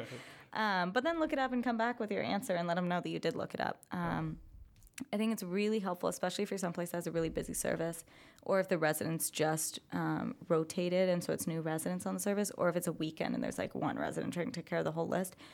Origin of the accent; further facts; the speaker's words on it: California, United States; moved away as an adult; I am from California